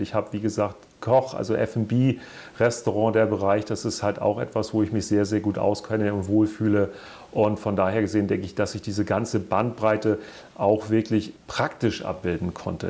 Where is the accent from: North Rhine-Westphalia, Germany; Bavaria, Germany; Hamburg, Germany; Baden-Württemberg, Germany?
Hamburg, Germany; ich ja auch als gebürtiger Hamburger auf St. Pauli geboren wurde